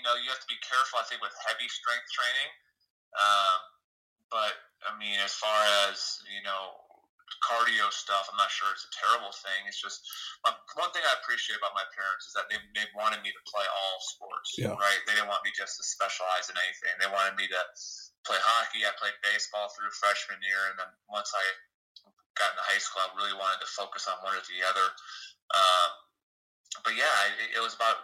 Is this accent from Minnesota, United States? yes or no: yes; Wayzata, Minnesota, United States; growing up in Minnesota, that's difficult. I know it's a tough high school to say. It's Wayzata